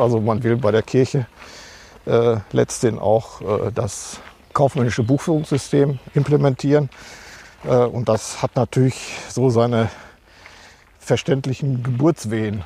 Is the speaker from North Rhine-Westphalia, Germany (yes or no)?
yes; Marl, North Rhine-Westphalia, Germany; now in Castrop-Rauxel, Germany; komme auch gebürtig aus Mahl.